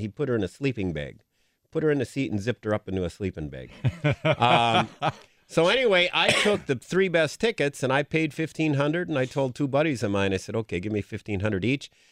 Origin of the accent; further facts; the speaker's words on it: Green Bay, Wisconsin, United States; growing up in the Bay Area